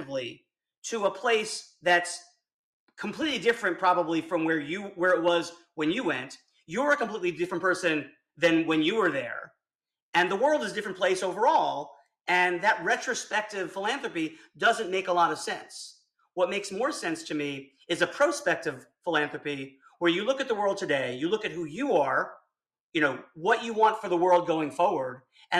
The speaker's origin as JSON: {"language": "English", "town": "South Miami", "region": "Florida", "country": "United States", "tie": "born or raised there", "moved": "yes", "said": "I grew up in South Miami, in kind of a bad part of town"}